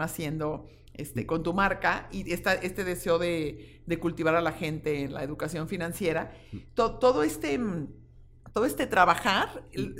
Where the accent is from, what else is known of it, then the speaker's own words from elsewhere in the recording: Guadalajara, Jalisco, Mexico; soy una tapatía tengo 56 años, eh, siempre he estado y he vivido aquí